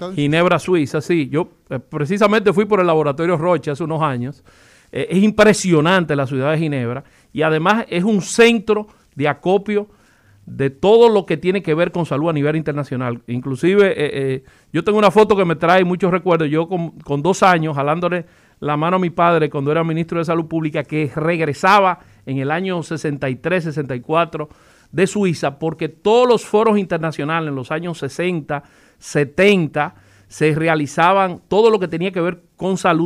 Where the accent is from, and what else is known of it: Dominican Republic